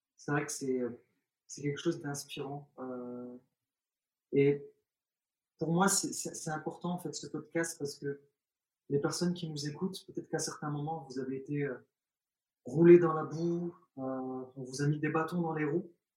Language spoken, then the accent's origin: French; France; also born or lived in Algeria; je suis né en Algérie, quand je suis arrivé en France, j'avais l'âge de 3 ans, euh, 2 ans et demi, 3 ans